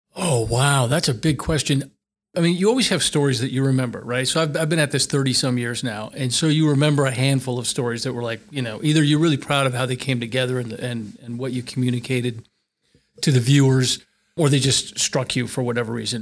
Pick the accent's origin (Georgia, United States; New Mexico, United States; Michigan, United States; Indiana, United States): New Mexico, United States; Albuquerque; moved away as an adult; also born or lived in Seattle; I was from Albuquerque